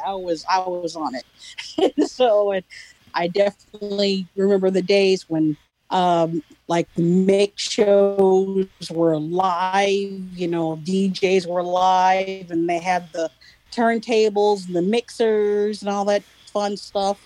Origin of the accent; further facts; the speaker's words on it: California, United States; I'm from California